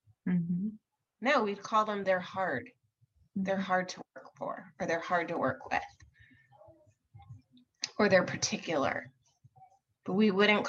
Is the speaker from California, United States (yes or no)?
yes; Irvine, California, United States; I'm from Irvine.